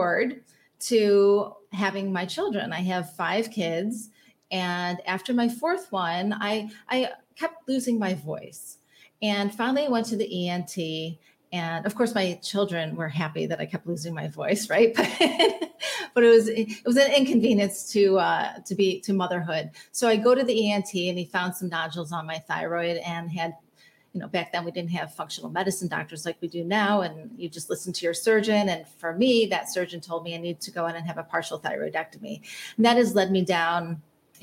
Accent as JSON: {"language": "English", "town": "Chicago", "region": "Illinois", "country": "United States", "tie": "born or raised there", "said": "I grew up in the North Shore of Chicago"}